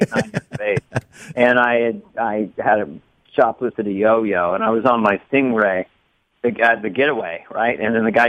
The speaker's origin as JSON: {"language": "English", "town": "San Carlos", "region": "California", "country": "United States", "tie": "born or raised there", "said": "my hometown, Laurel Avenue in San Carlos, California"}